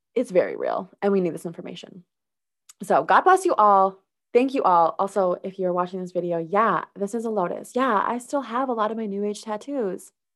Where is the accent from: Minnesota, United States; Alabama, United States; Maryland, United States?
Minnesota, United States; I was raised in Minnesota